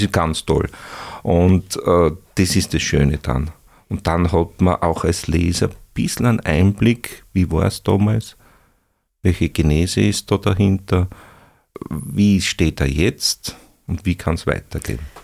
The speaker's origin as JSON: {"language": "German", "region": "Upper Styria", "country": "Austria", "tie": "born or raised there", "also_born_or_lived": "Bruck an der Mur / Breitenau / Graz", "said": "ich stamme auch aus der Obersteiermark"}